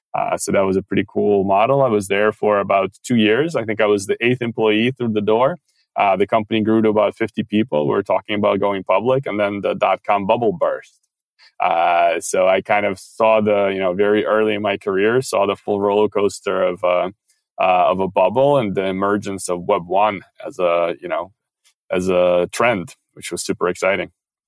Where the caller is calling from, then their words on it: Paris, Île-de-France, France; I'm calling in from Paris, so it's about afternoon.